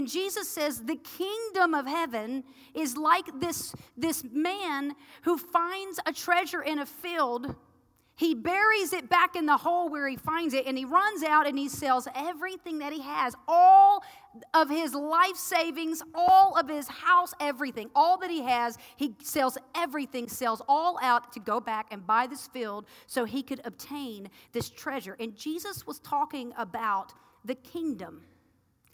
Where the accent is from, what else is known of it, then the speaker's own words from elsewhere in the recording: the South, United States; I'm from the South